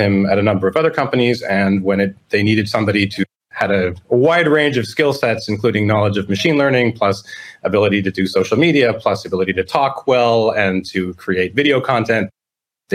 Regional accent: Toronto, Ontario, Canada; moved away as an adult; now in Florida, United States; I'm originally from Toronto, Canada

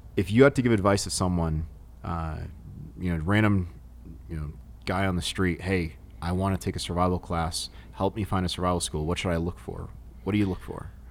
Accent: New England, United States; I'm from New England

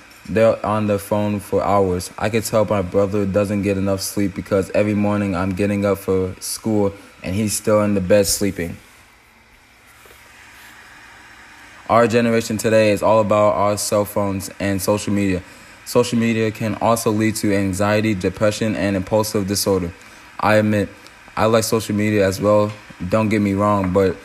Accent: Michigan, United States; growing up in Michigan

